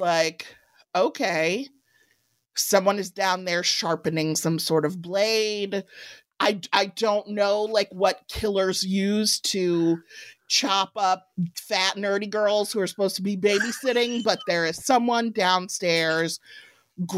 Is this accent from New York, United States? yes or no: no; Evanston, Illinois, United States; I grew up in Evanston, which is a suburb just north of Chicago